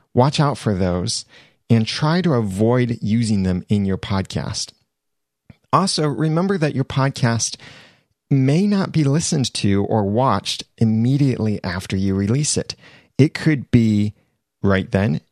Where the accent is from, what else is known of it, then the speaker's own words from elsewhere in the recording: United States; I am an American